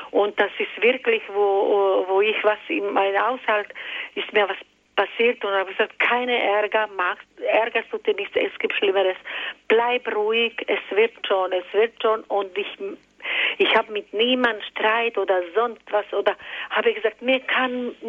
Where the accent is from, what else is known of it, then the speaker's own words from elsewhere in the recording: Croatia; born there; Ich bin geboren in Kroatien.